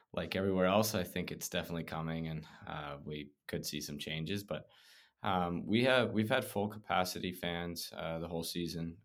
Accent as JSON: {"language": "English", "town": "Prince George", "region": "British Columbia", "country": "Canada", "tie": "born or raised there", "moved": "as an adult", "said": "I was from Prince George"}